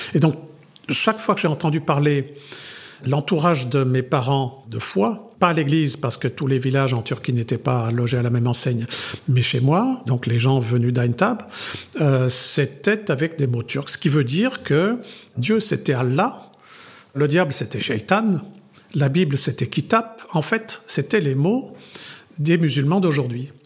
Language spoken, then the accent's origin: French; France; Je suis, je suis arménien culturellement jusqu'au fond de mes tripes. Je suis français parce que c'est mon pays